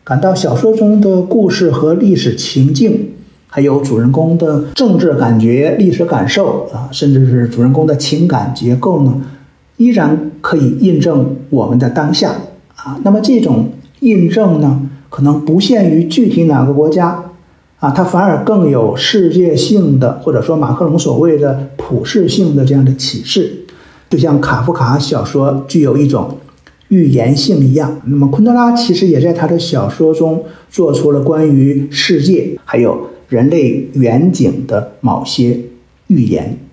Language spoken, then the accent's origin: Chinese; China; 我们中国人可能都对历史有一种崇拜感，啊，因为我们民族历史源远流长